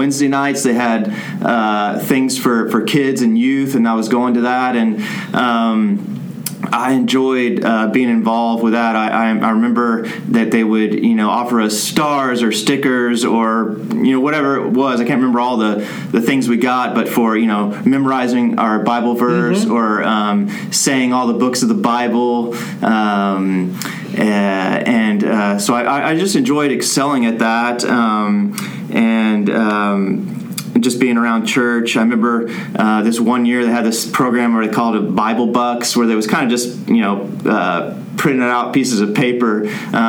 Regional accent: Plano, Texas, United States; moved away as an adult; also born or lived in Córdoba, Argentina; now in Argentina; I grew up here in the Dallas area, out in the suburb, Plano

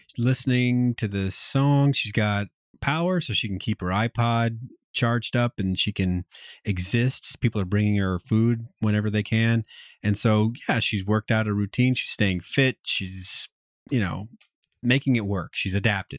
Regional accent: United States; as an American, that it does make up some amount of my identity

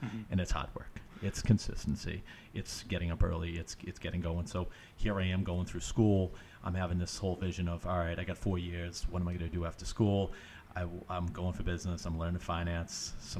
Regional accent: Stoneham, Massachusetts, United States; I actually grew up in Stoneham, Mass, right outside Boston, 20 minutes north of the city. And for me, my story kind of starts, I'm 35 now

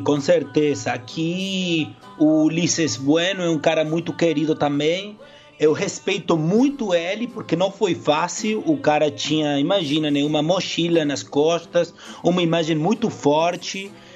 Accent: Córdoba, Argentina; Portuguese is a second language; moved away; also born or lived in Brazil; do meu povo, da minha terra, da minha identidade, que é Córdoba, que é Quarteto, que é o Belgrano

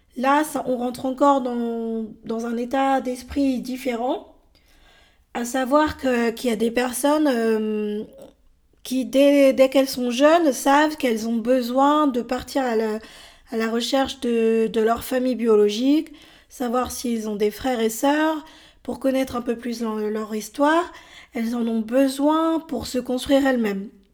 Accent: France; also born or lived in Bolivia; j'ai été adoptée par un couple de Français en décembre 82. J'avais 13 mois et c'est à ce moment-là que je suis arrivée en France.

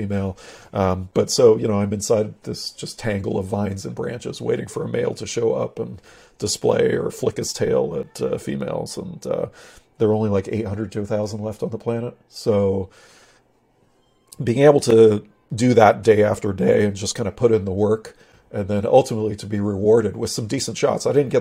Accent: Pacific Northwest, United States; growing up in the Pacific Northwest, my dad was a little bit of a sort of an amateur mountaineer

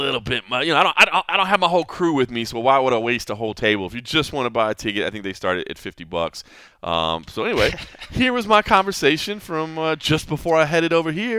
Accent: Texas, United States; I grew up in Texas

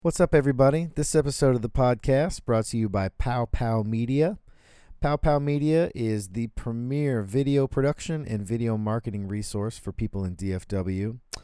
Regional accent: Denton, Texas, United States; that's where I grew up in Denton

